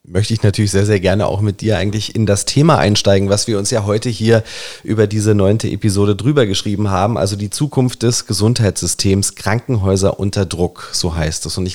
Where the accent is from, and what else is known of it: Germany